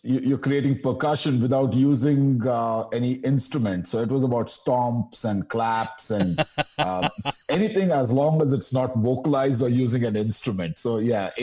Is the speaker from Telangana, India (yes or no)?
no; Bangalore, Karnataka, India; I'm from Bangalore